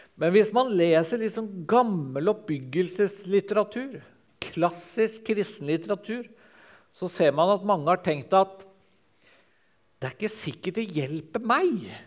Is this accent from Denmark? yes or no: no; Sørlandet, Southern Norway, Norway; som sørlending